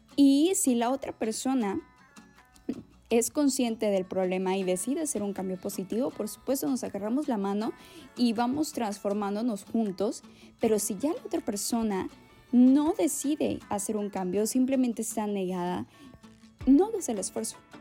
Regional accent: Mexico; orgullosamente mexicana

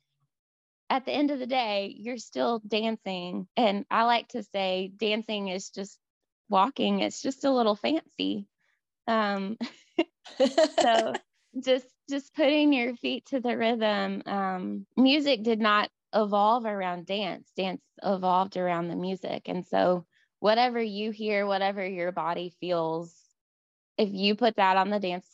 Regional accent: Mississippi, United States; moved away as an adult; now in Nashville, United States; I'm from Mississippi and the hospitality state

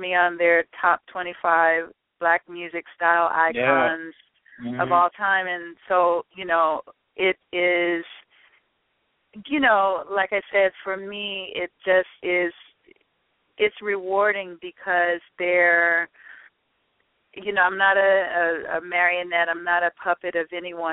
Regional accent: Chicago, Illinois, United States; I'm a girl from Chicago

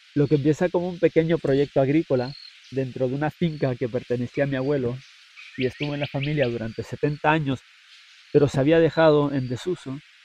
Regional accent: Puerto Rico; nosotros mismos como puertorriqueños

